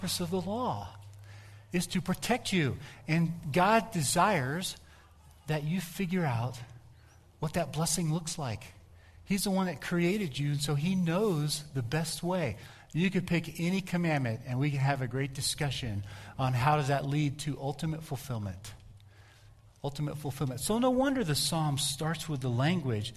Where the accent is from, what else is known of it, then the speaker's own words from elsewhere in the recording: Colorado, United States; where are you from? I'd say, Colorado.